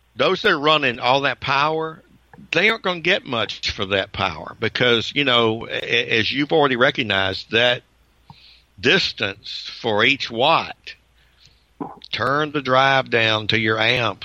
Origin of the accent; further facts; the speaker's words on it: Georgia, United States; I'm from Georgia